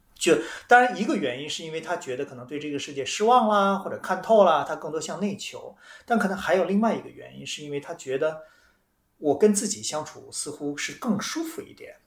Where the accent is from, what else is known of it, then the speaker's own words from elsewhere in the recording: China; 我们中国人